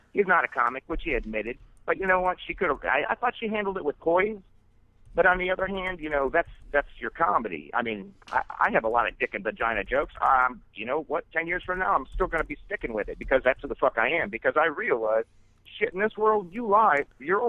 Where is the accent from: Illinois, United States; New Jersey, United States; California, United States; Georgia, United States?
Illinois, United States; Chicago; also born or lived in Florida; I'm born and raised in Chicago, went to Florida for a number of years